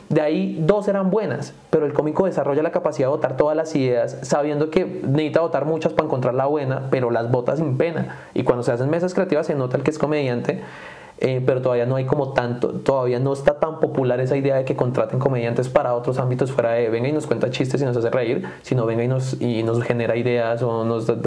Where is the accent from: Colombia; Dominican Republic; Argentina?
Colombia; Duitama, Boyacá; now in United States; Yo crecí en Duitama.